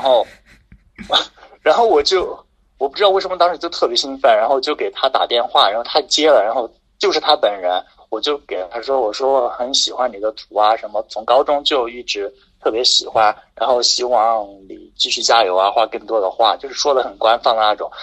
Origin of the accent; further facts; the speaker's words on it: near Chengdu, Sichuan, China; now in Chengdu, China; 我老家离成都比较近嘛，坐高铁可能就四十分钟就到了